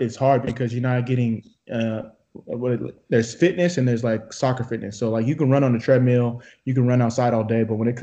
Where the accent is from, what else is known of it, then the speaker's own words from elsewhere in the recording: Sacramento, California, United States; moved away as an adult; now in Austin, United States; Sacramento, my hometown